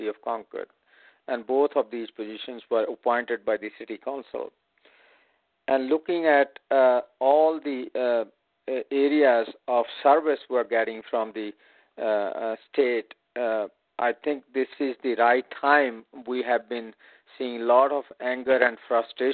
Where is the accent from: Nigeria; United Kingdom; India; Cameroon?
India; moved away as an adult; also born or lived in Chandigarh; now in San Francisco, United States; I was born and raised in India